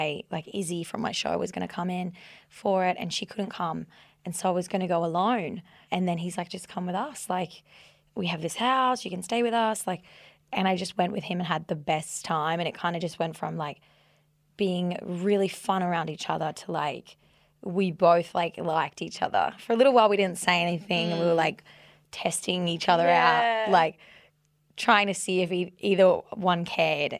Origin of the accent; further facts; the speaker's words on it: Australia; we're both Australian